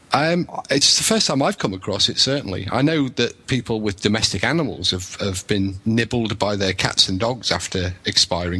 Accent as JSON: {"language": "English", "region": "England", "country": "United Kingdom", "moved": "yes", "lives_now": "Wales, United Kingdom", "said": "I'm English, but I live in Wales"}